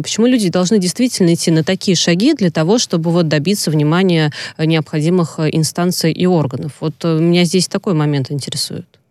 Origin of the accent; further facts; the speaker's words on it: Volga region, Russia; Я родилась на Волге